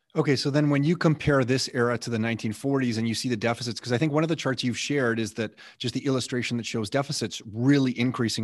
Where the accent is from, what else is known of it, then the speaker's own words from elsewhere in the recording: Canada; I'm Canadian